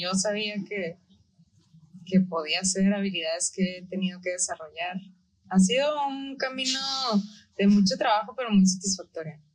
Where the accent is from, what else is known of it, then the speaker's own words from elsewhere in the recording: Tijuana, Baja California, Mexico; also born or lived in Ensenada / Monterrey; nací en Ensenada, crecí en Tijuana, estudié aquí hasta la prepa y luego es, me fui a Monterrey a estudiar relaciones internacionales